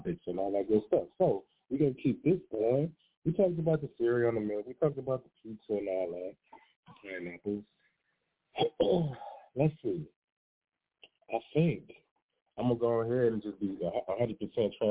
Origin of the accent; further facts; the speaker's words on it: Detroit, Michigan, United States; I'm from Detroit